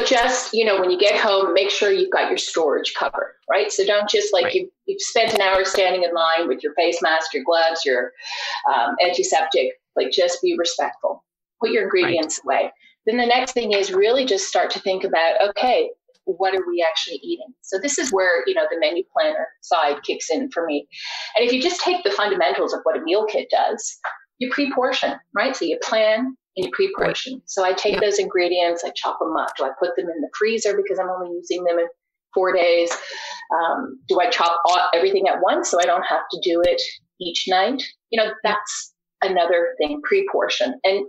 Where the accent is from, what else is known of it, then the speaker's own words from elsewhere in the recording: Australia; I'm originally from Australia, grew up on the farm.